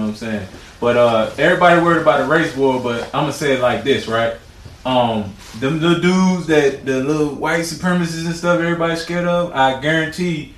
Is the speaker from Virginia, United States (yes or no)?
yes; Virginia, United States; I'm more so in the 804.